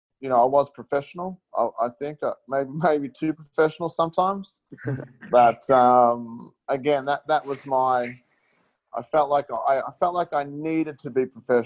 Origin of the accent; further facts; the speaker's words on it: Logan City, Queensland, Australia; also born or lived in Melbourne, Victoria; I grew up in Logan City, and I'm very proud